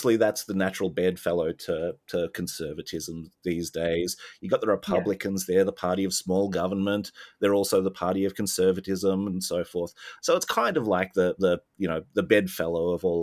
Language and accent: English; Melbourne, Victoria, Australia; also born or lived in Sydney; I lived in Sydney instead of my home state of Victoria, or hometown of Melbourne